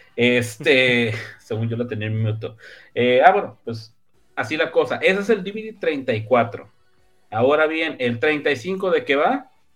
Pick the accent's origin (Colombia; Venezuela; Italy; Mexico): Mexico; northern Mexico; Mi norteño este, interior y exterior